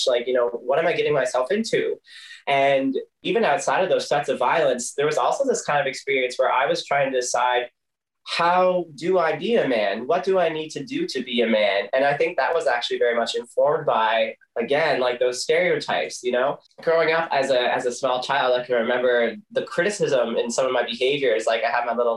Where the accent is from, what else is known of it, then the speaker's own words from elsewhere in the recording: Corner Brook, Newfoundland and Labrador, Canada; I grew up in Cornerbrook